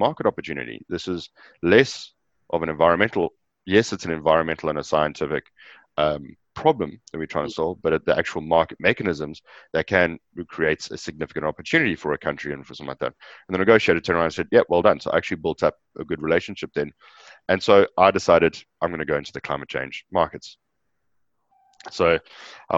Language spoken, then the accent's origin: English; Johannesburg, Gauteng, South Africa; moved away; also born or lived in Natal Midlands; I was born in Johannesburg in South Africa. I grew up in the south of Johannesburg on a plot of land